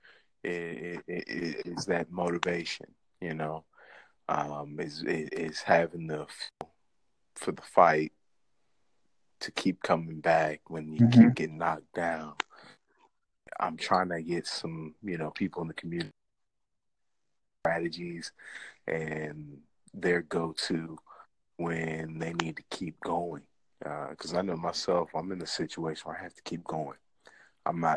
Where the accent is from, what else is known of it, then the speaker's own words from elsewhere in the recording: Midwest, United States; United States, Midwest